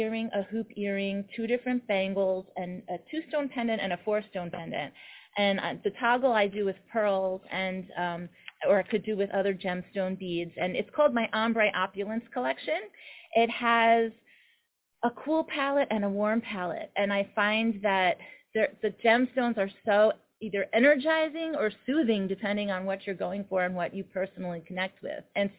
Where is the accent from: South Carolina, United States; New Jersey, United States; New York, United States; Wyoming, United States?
New York, United States; New York City; So I love being in New York. I'm a New Yorker, and I, you know, we sacrifice on space, on closet space.